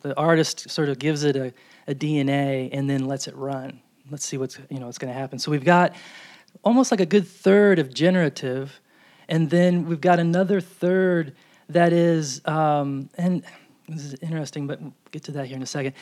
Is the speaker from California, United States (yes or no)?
no; New York, United States; moved away; I'm from New York